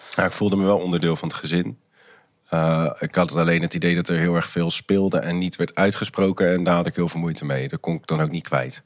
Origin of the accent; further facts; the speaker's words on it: Maassluis, South Holland, Netherlands; also born or lived in Rotterdam; ik ben opgegroeid in Maasluis